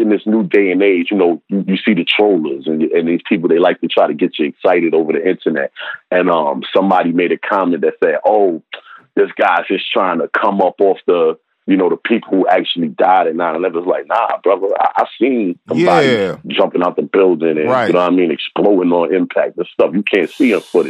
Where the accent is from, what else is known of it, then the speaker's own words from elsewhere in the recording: New York City, New York, United States; I'm from Harlem, you know, in the 80s and early 90s